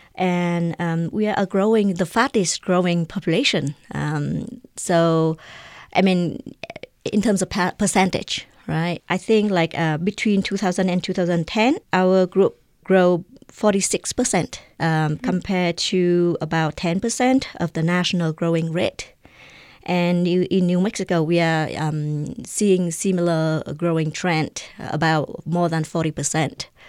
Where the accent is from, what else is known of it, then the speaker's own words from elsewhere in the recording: Vietnam; now in Albuquerque, United States; I am an immigrant from Vietnam